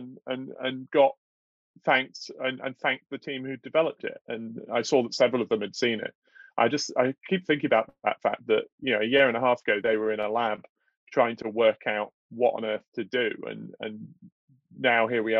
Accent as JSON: {"language": "English", "area": "South Devon", "region": "South West England", "country": "United Kingdom", "tie": "born or raised there", "also_born_or_lived": "Chicago / Oxford", "moved": "yes", "said": "I grew up in South Devon"}